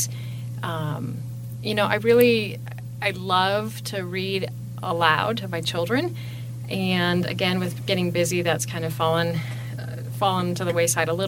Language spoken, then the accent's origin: English; Grand Rapids, Michigan, United States; born or raised there; moved away as an adult; now in Casper, United States